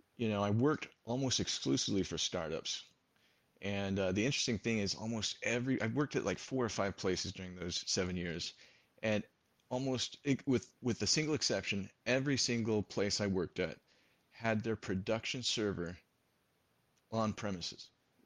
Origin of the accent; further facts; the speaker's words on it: San Jose, California, United States; born there; Well, I was born in San Jose, California.